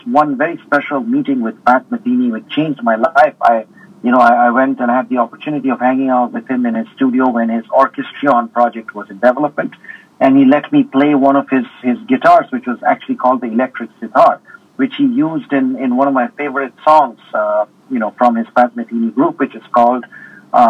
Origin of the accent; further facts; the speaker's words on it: India; being an Indian also. And, being brought up with Indian spirituality